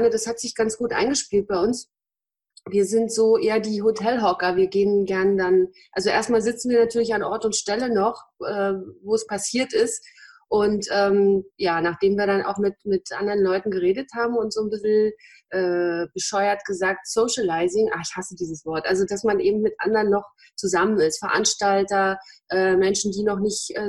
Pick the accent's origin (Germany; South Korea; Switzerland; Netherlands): Germany; Berlin; Wir kommen ja alle aus Friedrichshagen, also ein Ortsteil von Berlin.